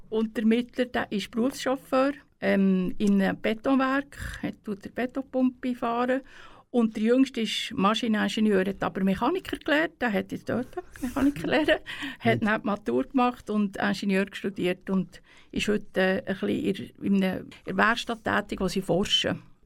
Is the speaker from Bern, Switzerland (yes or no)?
yes; Spiez, Bern, Switzerland; aufgewachsen bin ich ja in Spiez